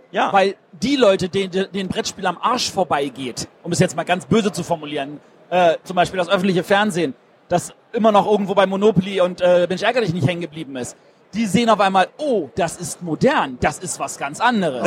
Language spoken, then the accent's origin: German; Berlin, Germany; Ich bin Berliner.